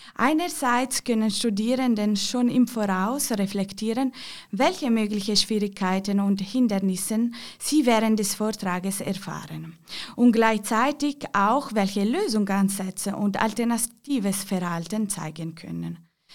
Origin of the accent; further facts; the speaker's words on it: Ticino, Switzerland; Ich komme aus dem Tessin